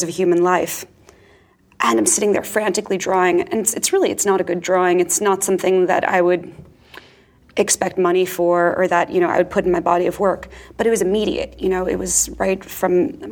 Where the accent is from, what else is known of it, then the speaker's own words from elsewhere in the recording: Far Rockaway, Long Island, New York, United States; I grew up in Far Rockaway and then later in Long Island